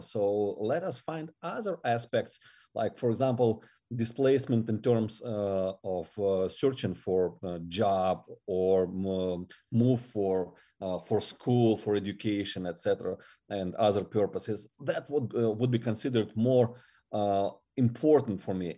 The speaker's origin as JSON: {"language": "English", "region": "Siberia", "country": "Russia", "tie": "born or raised there", "second_language": "English", "moved": "as an adult", "lives_now": "Ukraine", "said": "I was born in Russia and, and I was uh, growing there till, uh, twenty-five"}